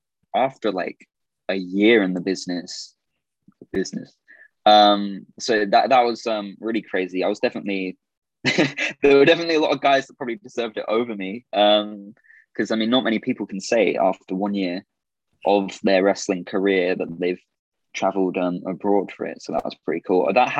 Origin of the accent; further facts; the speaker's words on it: Orlando, Florida, United States; born there; It's because originally I was born in Orlando.